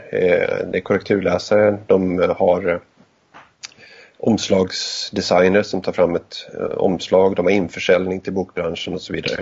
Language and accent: Swedish; Gästrikland, Gävleborg County, Sweden; uppvuxen i Gästrikland